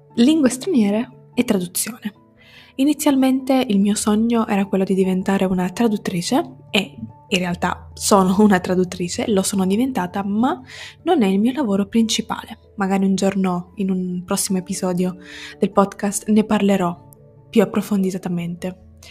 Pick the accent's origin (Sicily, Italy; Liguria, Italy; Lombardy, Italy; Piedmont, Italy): Sicily, Italy; moved away as an adult; now in Turin, Italy; Quindi sono siciliana, come detto prima, ma non vivo in Sicilia, o almeno non più. Ci ho vissuto per i primi diciannove anni della mia vita